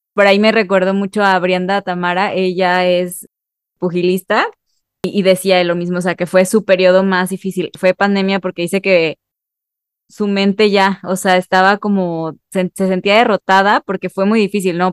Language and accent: Spanish; Mexico; solamente como mexicano